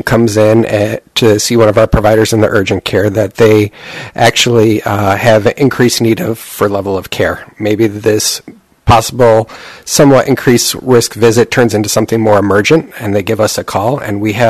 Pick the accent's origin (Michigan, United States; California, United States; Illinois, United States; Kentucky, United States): Michigan, United States; Troy; I grew up locally in Troy.